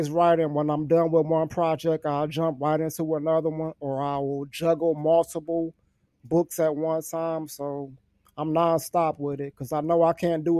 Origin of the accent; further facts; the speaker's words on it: Detroit, Michigan, United States; I'm actually from Detroit, Michigan